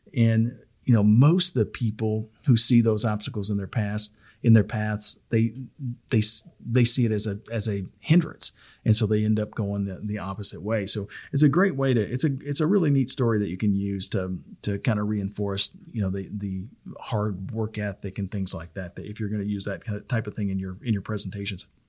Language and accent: English; the South, United States; I'm from the South